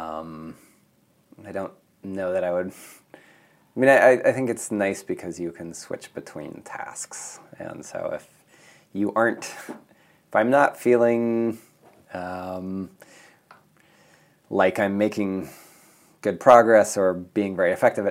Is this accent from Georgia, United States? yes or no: no; Mead, Nebraska, United States; moved away as an adult; also born or lived in California / East Africa; I'm originally from Nebraska. I grew up on a farm a few miles north of Meade, Nebraska.